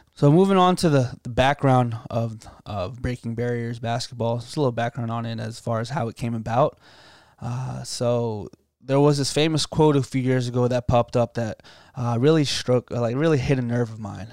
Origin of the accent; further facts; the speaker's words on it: Loudoun County, Northern Virginia, United States; moved away as an adult; now in Virginia Beach, United States; I'm coming from Northern Virginia, uh, from Loudoun County area, uh, pretty affluent, um, environment